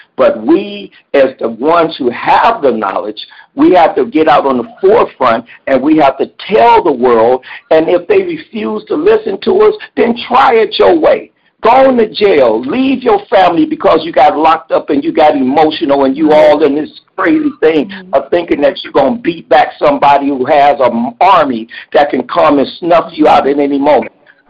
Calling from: Cleveland, Ohio, United States; I'm calling from Cleveland, Ohio.

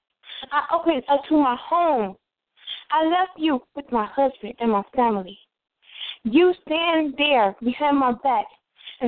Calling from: Chicago, Illinois, United States; I'm calling from the east side of Chicago, from my house right now.

